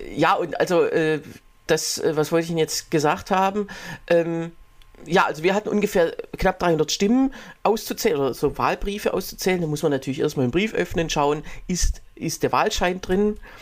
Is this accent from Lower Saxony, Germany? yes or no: no; Berlin, Germany; bei uns in Berlin